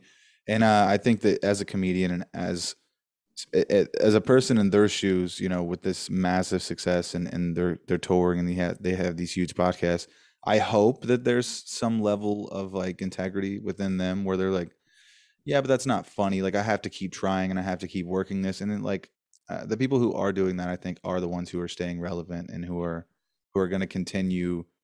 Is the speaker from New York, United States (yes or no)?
no; Dayton, Ohio, United States; I'm from Dayton, Ohio